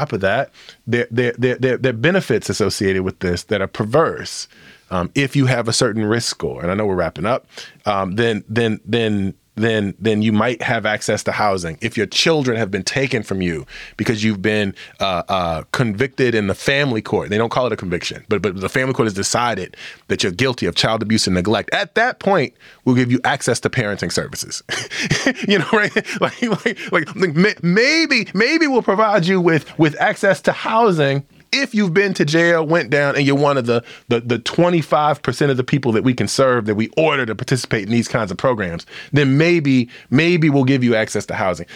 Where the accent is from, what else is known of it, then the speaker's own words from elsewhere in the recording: Illinois, United States; my home state of Illinois, where Chicago is located